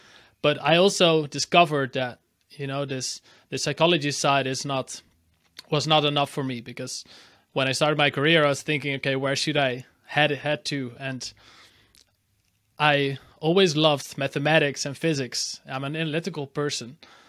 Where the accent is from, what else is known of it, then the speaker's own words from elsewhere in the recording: Amsterdam, North Holland, Netherlands; born there; English is a second language; So I'm based in Amsterdam in the Netherlands, and this is also where I was born in the Netherlands.